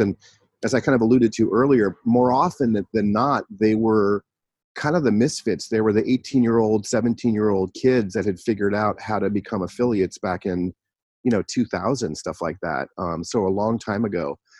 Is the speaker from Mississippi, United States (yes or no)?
no; San Francisco Bay Area, California, United States; also born or lived in Los Angeles; I I grew up in the San Francisco Bay Area